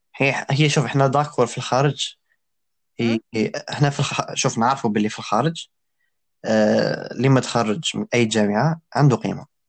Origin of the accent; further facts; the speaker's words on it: Algeria; حنايا كجزائريين تزيدين اللي عايشين في الجزائر